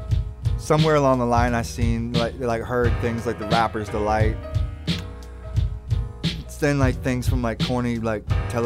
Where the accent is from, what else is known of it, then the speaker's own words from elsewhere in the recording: Langford, British Columbia, Canada; also born or lived in California; I'm from Langford, British Columbia.